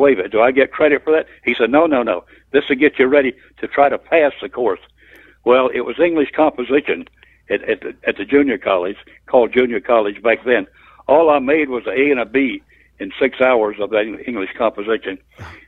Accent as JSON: {"language": "English", "town": "Dade City", "region": "Florida", "country": "United States", "tie": "born or raised there", "also_born_or_lived": "Colquitt County, Georgia", "said": "This is home. Dade City's home."}